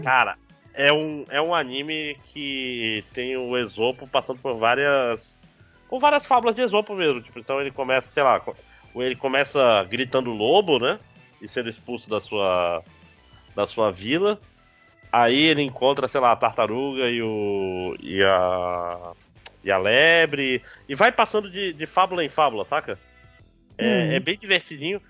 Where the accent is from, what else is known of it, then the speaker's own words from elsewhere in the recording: Manaus, Amazonas, Brazil; teve uma época na minha terra infância, 4, 5 anos, que tinha dois videocassetes em casa